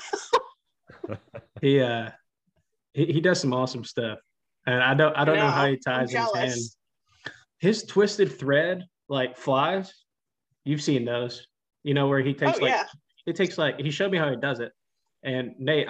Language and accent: English; Tennessee, United States; I'm from Tennessee